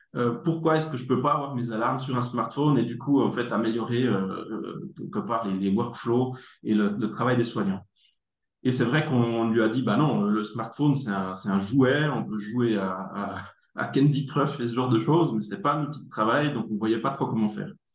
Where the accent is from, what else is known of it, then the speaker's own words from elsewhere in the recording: Neuchâtel, Switzerland; accent: neuchâtelois; moved away; also born or lived in Germany; je suis né en Allemagne, j'habite en Suisse depuis très très longtemps. Et c'est pour ça que j'ai un bel accent neuchâtelois